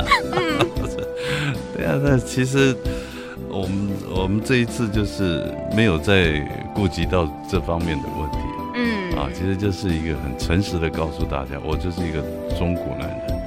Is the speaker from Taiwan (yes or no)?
yes; Taiwan; first language Hakka; 但是其实我的母语是客语嘛。对。那些以前在学校跟同学也都是用华语在国语在交谈。